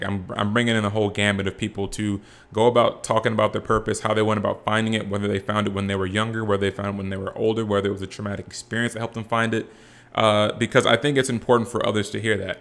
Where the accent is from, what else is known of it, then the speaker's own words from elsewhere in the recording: Rancho Cucamonga, California, United States; also born or lived in Boise, Idaho; I'm from Rancho Cucamonga, California